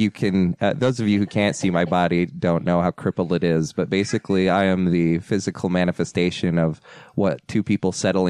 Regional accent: Springville, Utah, United States; I'm a Utah native. I grew up in Springville. I don't know. Went to Springville High School.

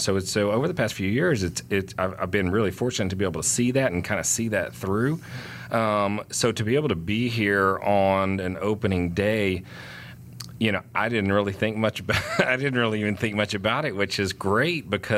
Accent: Houston, Texas, United States; now in Atlanta, United States; I grew up in Houston, Texas, so Tex-Mex food was an every other day meal for us

